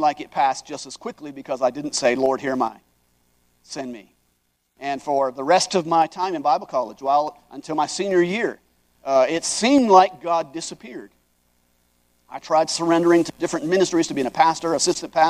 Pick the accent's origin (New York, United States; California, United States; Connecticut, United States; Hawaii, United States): Hawaii, United States; I grew up in Hawaii